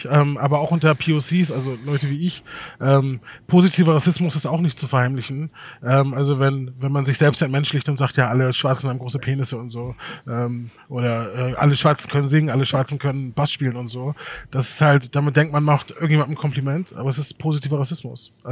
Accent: Germany; Wobei ich, ich bin auch Deutscher, ne?

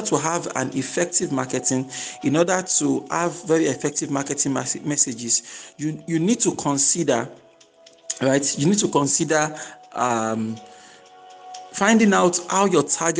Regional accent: Nigeria

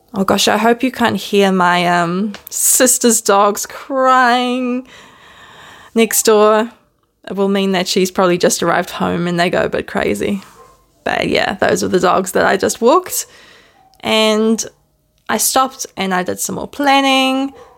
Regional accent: New Zealand; accent: Kiwi; also born or lived in Netherlands; I was born in Holland. So you may still hear a smidgen of my Dutch accent, but for most foreigners, I probably sound like a Kiwi because I was raised in New Zealand.

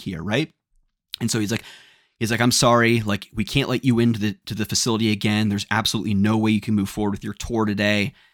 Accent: United States; we're from the States.

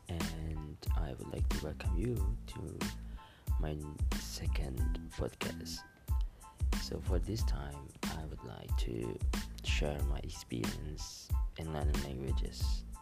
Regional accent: Indonesia; accent: Indonesian; first language Indonesian; English is a second language; I speak Indonesian as my native language, English, French, and currently learning German.

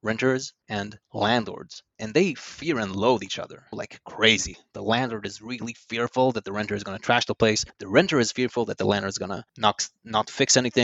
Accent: Yavne, Central District, Israel; moved away as an adult; also born or lived in London; now in New York, United States; I was born in Yavne, led a very, very boring life

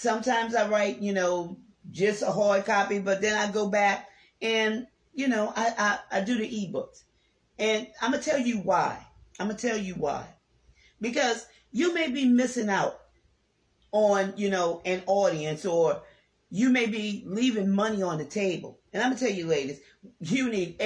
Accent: New Orleans, Louisiana, United States; I'm from New Orleans, Louisiana

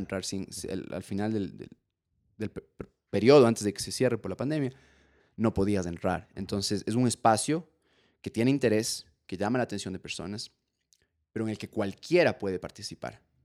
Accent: Ecuador; yo soy ecuatoriano también

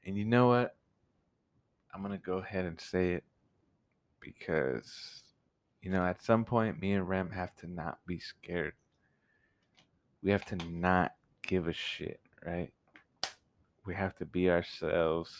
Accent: Texas, United States; I'm from Texas.

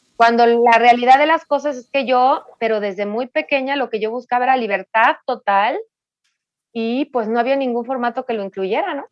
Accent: Mexico City, Mexico; yo nací aquí en la Ciudad de México

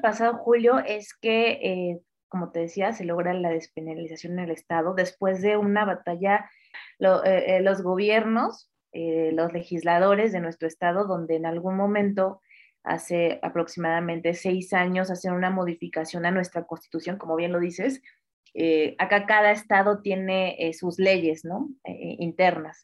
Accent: northern Veracruz, Mexico; also born or lived in Mexico City, Mexico; yo nací en la Ciudad de México, pero eh, justo por temas familiares tuvimos que mudarnos al norte del estado de Veracruz

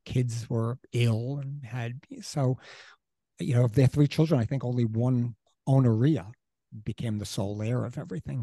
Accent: New York City, New York, United States; moved away as an adult; also born or lived in Great Neck; now in East Hampton, United States; I'm still basically from Queens

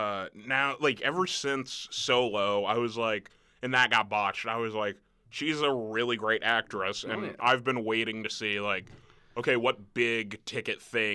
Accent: Nebraska, United States; I'm a guy from the Midwest

